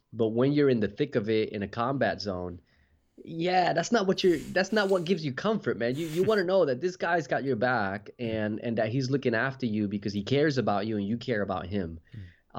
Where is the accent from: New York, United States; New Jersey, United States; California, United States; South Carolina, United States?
New Jersey, United States; now in Western Australia, Australia; I was uh, born and raised in New Jersey. And now uh, I live in Western Australia